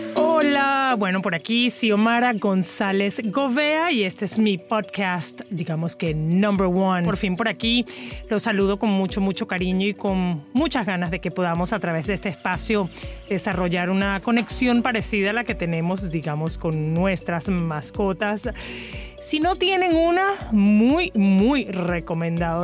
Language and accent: Spanish; Maracaibo, Zulia, Venezuela; also born or lived in Caracas; soy muy venezolana, nací en Caracas y fui a divertirme a Maracaibo